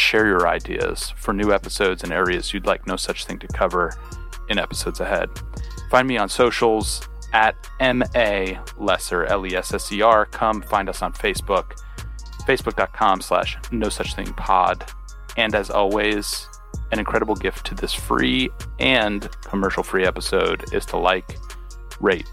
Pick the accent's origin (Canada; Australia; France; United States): United States; New Jersey; I grew up in New Jersey